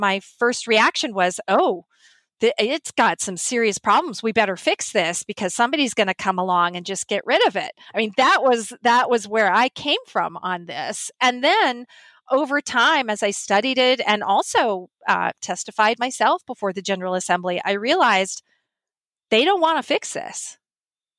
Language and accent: English; Montana, United States; when I grew up in Montana, I'm a Montana native